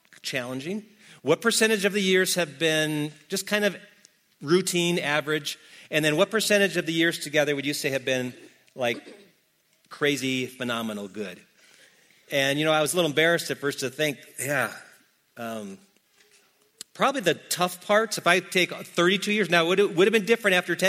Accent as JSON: {"language": "English", "region": "Wisconsin", "country": "United States", "said": "I'm from Wisconsin"}